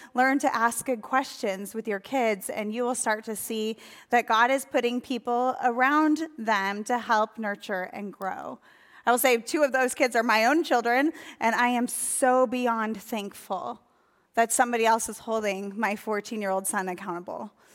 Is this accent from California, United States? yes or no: no; Sheboygan, Wisconsin, United States; my hometown, Sheboygan, Wisconsin